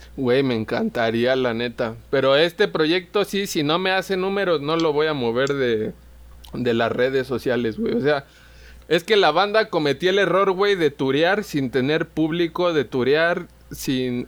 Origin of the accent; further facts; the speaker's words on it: Pátzcuaro, Michoacán, Mexico; also born or lived in Morelia; yo era allí como el rockerillo eh, en Pátzcuaro, güey, era de donde soy